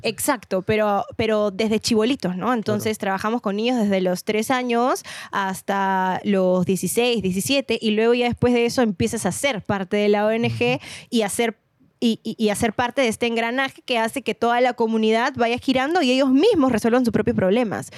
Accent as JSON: {"language": "Spanish", "region": "Lima", "country": "Peru", "tie": "born or raised there", "said": "yo nací y crecí en San Miguel"}